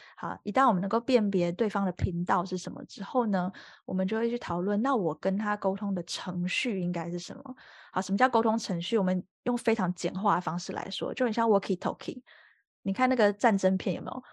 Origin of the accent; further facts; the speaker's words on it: Taiwan; now in France; 我自己就是台湾人出生嘛